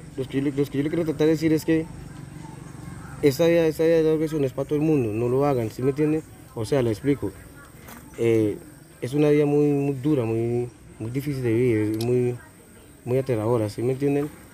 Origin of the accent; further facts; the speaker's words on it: Puerto Boyacá, Boyacá, Colombia; soy de Puerto Villacá